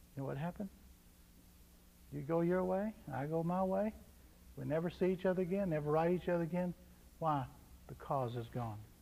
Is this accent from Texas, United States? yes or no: yes; Texas, United States; I was from Texas